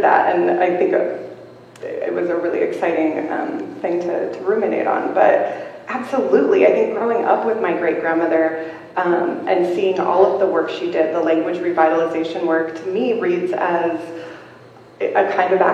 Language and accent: English; Washington, United States; moved away as an adult; also born or lived in New Mexico; When I go back to where I grew up in Swinomish